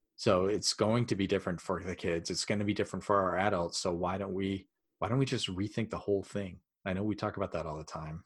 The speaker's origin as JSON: {"language": "English", "region": "Maine", "country": "United States", "said": "we're from Maine"}